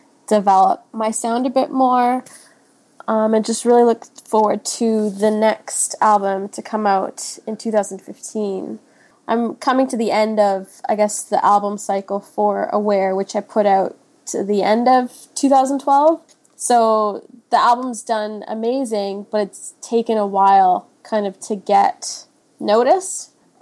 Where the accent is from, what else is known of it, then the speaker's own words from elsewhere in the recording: Switzerland; also born or lived in Kenya; now in Edmonton, Canada; I was born in Kenya. My mom is Kenyan and my dad is Swiss. So after, I think I was like one, and then we moved to Switzerland.